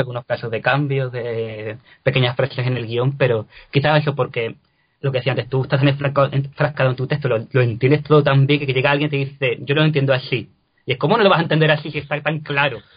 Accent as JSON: {"language": "Spanish", "town": "Cádiz", "region": "Andalusia", "country": "Spain", "also_born_or_lived": "Lisbon", "moved": "as an adult", "lives_now": "Granada, Spain", "said": "no soy de Granada, yo soy de Cádiz, yo soy gaditano"}